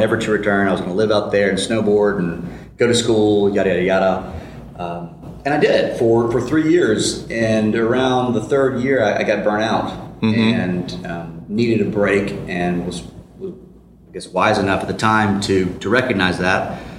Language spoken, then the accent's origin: English; Columbus, Ohio, United States; also born or lived in Boulder, Colorado; I grew up in Columbus, went to grade school, middle school, high school here, left and swore I'd never come back. It was 1997.